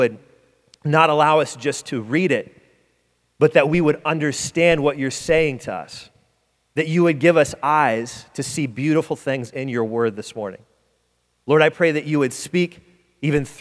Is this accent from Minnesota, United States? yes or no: no; Detroit, Michigan, United States; moved away; I'm from Detroit. It's cold, but it ain't this cold.